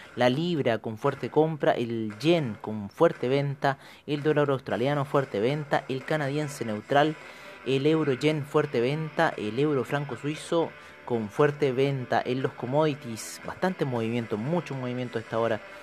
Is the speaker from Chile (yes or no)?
yes; Chile; nosotros eh, como chilenos